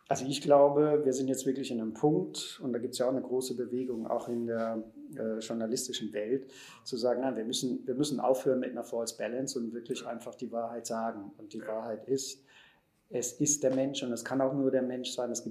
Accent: Germany; aber wir sind ja da schon dabei als Deutsche und so, bin ich eigentlich durchs Leben gegangen.

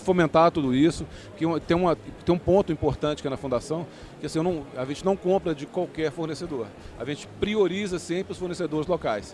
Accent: Minas Gerais, Brazil; como bom mineiro

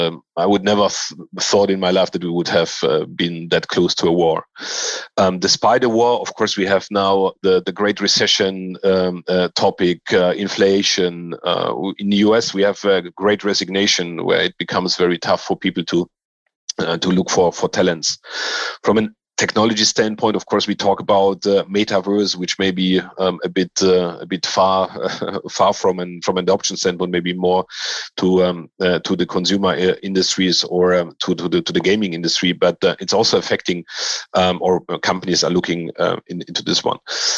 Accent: Poland; now in Germany; And I grew up in Poland and Germany.

